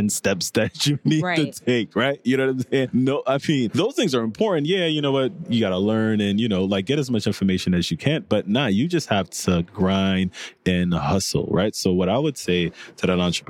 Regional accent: New York City, New York, United States; also born or lived in Haiti; I was born in Haiti. Mm-hmm. I moved to Coney Island, you know, which was a really, you know, at-risk community growing up

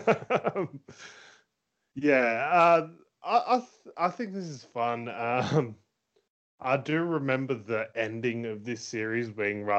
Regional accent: Rutherglen, Victoria, Australia; I was raised in Rutherglen

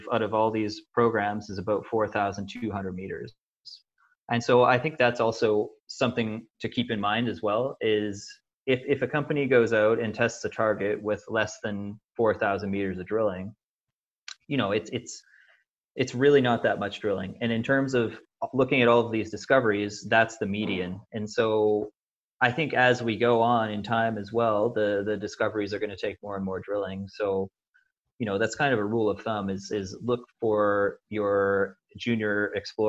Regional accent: Canada; I'm Canadian

